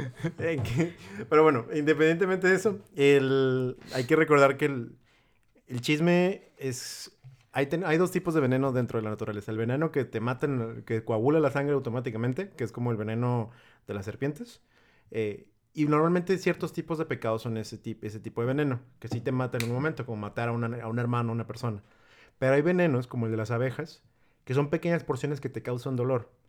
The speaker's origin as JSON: {"language": "Spanish", "town": "Tepic", "region": "Nayarit", "country": "Mexico", "said": "Es que sí somos la gente de Tepic."}